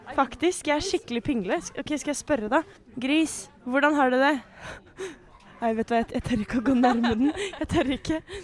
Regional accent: Skien, Telemark, Norway; Brekkeparken i Skien, der jeg kommer fra

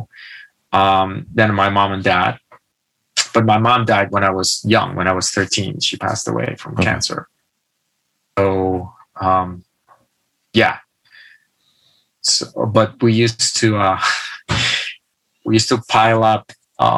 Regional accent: a medium town near Barcelona, Catalonia, Spain; born or raised there; moved away

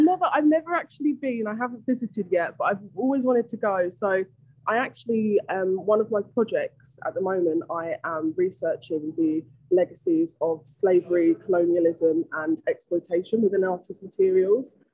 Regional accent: London, United Kingdom; moved away as an adult; now in Los Angeles, United States; I grew up in London, a single parent family

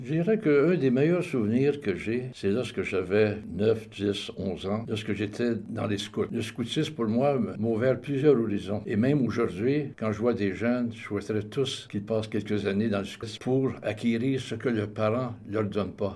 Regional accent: Montreal, Quebec, Canada; now in Toronto, Canada; Je suis né dans la magnifique ville de Montréal où est-ce que j'ai vécu jusqu'en 1969 où là, je me suis égaré à Toronto pour une période de 30 ans et pour la suite retourné dans ma ville natale

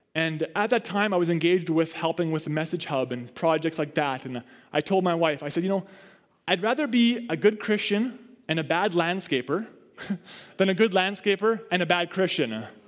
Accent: Canada; I don't want to just be dead set Canadian, though I'm thankful for it

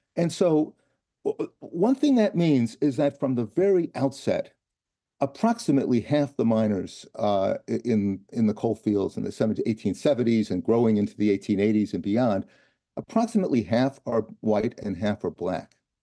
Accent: Los Angeles, California, United States; I'm not, I'm not from, uh, Alabama. In fact, I'm from Los Angeles

